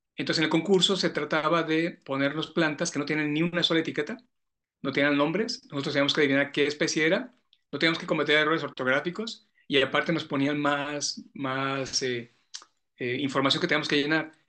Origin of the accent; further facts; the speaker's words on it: San José de Gracia, Jalisco, Mexico; soy de un pueblo de acá de los Altos de Jalisco, San José de Gracia se llama mi pueblo, es en el municipio de Tepatitlán. Entonces, como buen chico pueblerino, como buen niño pueblerino, mi papá, mi abuelo tenía vacas.